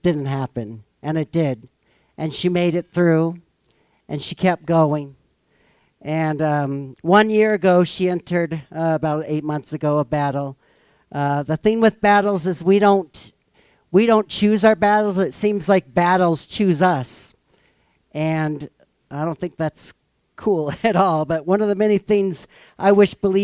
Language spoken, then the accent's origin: English; Missouri, United States; I'm from Missouri